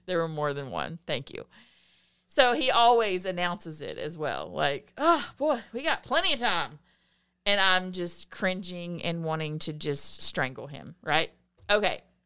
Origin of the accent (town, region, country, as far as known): the South, United States; accent: Southern